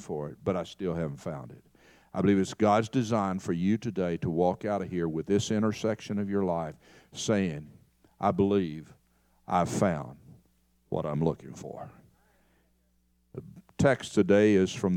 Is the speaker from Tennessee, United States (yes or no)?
yes; Knoxville, Tennessee, United States; moved away as an adult; also born or lived in Kentucky; now in Texas, United States; my hometown of Knoxville